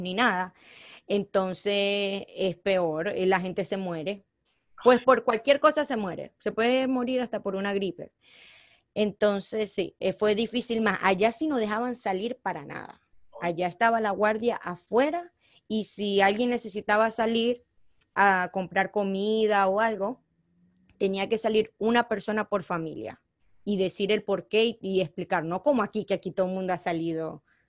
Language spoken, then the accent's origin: Spanish; Venezuela; accent: Venezuelan; moved away; also born or lived in Colombia; yo nací en Colombia, pero me crié en Venezuela, entonces por eso mi acento es más venezolano.